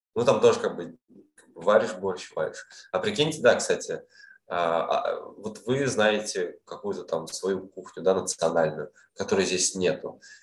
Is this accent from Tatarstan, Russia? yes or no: yes; Kazan, Tatarstan, Russia; moved away as an adult; also born or lived in Almaty, Kazakhstan; now in Vietnam; своим домом я считаю Казань. Да, я в Алмате родился, родился в Казани я вырос там, в студенческие годы, там, школьные